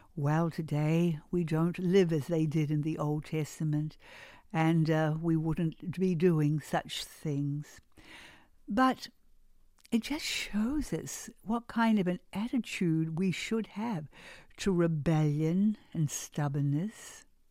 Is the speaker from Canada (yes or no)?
no; New Zealand; moved away; I grew up in New Zealand